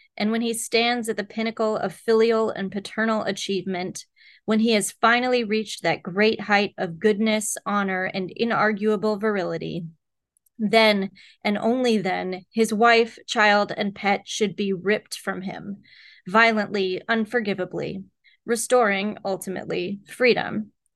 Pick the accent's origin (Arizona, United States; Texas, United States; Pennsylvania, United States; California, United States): Texas, United States; moved away; I grew up in Texas